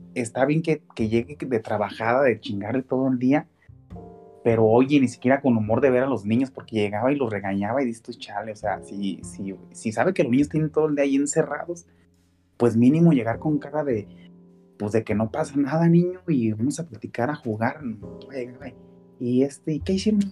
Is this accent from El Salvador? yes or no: no; Mexico; como mexicanos